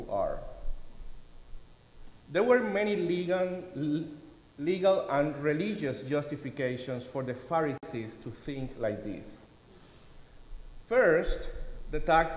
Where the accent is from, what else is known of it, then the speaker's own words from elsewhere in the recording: Cuba; moved away; This is a popular saying in Cuba, my home country.